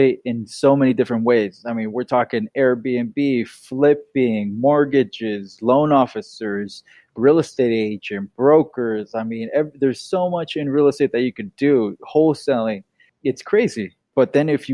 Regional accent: Bay Area, Northern California, United States; also born or lived in Irvine, California; Born and raised in the Bay Area in Northern California

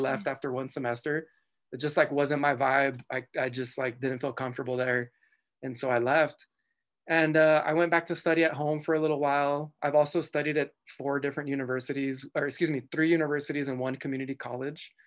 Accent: El Paso, Texas, United States; moved away; also born or lived in southern New Mexico; I grew up in El Paso, Texas, um, I was, I was, I was born in, uh, New Mexico, in southern New Mexico

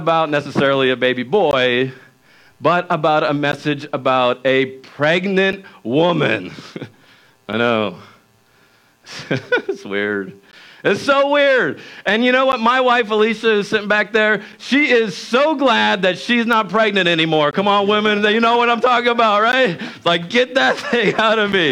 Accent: Wilmington, Delaware, United States; I grew up in Wilmington, Delaware

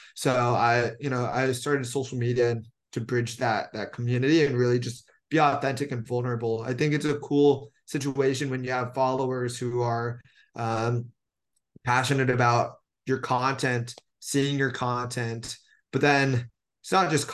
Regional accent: Bay Area, Silicon Valley, California, United States; I'm from the Bay Area, Silicon Valley, born and raised

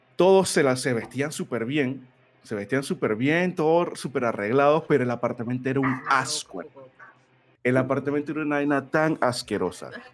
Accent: Colón, Panama; moved away as an adult; also born or lived in Panama City; cuando yo me mudé de Colón, que es mi provincia, a, a la capital, yo me mudé solo

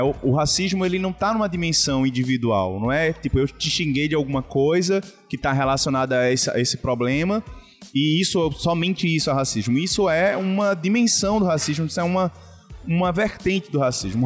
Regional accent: Olinda, Pernambuco, Brazil; also born or lived in Recife; eu nasci é, em Recife, mas morei a minha vida inteira numa comunidade é, de peixinhos, é, em Olinda

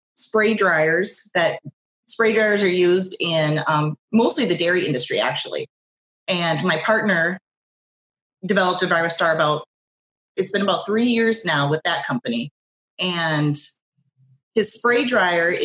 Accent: rural Minnesota, United States; I'm actually from more rural. I live about an hour away in Brush City, Minnesota

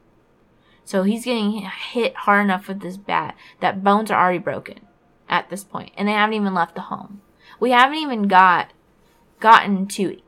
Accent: Fort Walton Beach, Florida, United States; my hometown of Fort Walton Beach, it is very much a military town

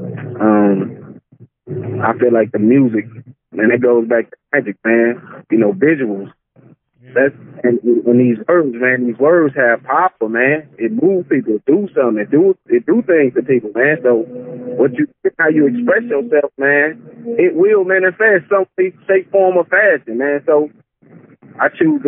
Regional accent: St. Louis, Missouri, United States; I'm from St. Louis, Missouri. West side of St. Louis, born and raised.

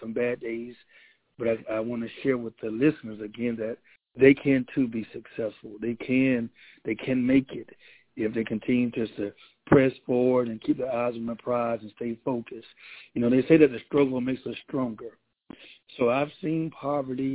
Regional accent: Moultrie, Georgia, United States; moved away as an adult; also born or lived in Albany, Georgia; now in Valdosta, United States; I'm originally from Moultrie, Georgia, young man that grew up in the town

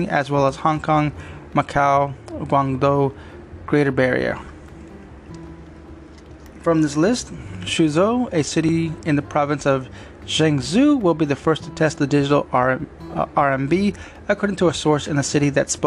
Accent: United States; as an American nation

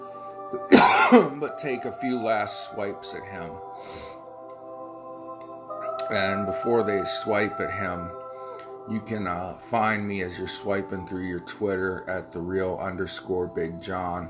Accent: United States; as an American

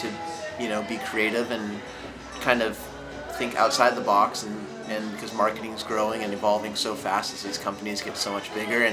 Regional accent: Santa Barbara, California, United States; moved away as an adult; now in Los Angeles, United States; I'm from Santa Barbara, but I live now

